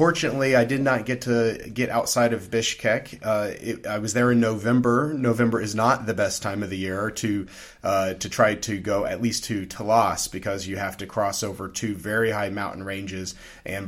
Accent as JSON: {"language": "English", "region": "Louisiana", "country": "United States", "tie": "born or raised there", "also_born_or_lived": "Kyrgyzstan", "moved": "yes", "said": "Growing up in Louisiana"}